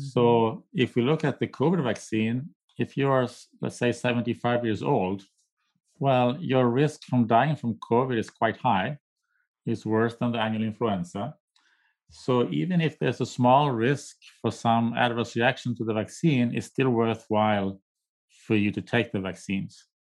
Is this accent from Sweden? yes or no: yes; Sweden; now in United States; I'm from Sweden, I'm a nati, my native country